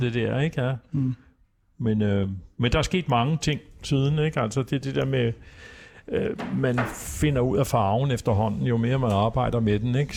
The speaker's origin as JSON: {"language": "Danish", "town": "Copenhagen", "region": "Capital Region of Denmark", "country": "Denmark", "tie": "born or raised there", "said": "jeg kommer fra Vesterbro, øh, vokset op i Hedvigade"}